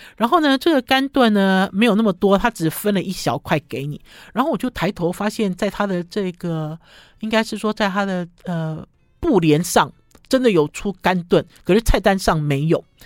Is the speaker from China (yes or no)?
no; northern Taiwan, Taiwan; 它其实不是我们北部人习惯的炒羊肉的类型